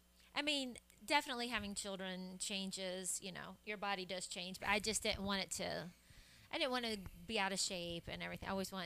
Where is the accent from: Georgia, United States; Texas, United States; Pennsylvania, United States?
Georgia, United States; Atlanta; also born or lived in Birmingham, Alabama / Stone Mountain, Georgia; Well, I was born in Birmingham, but grew up outside of the Atlanta area, like Stone Mountain and those kind of.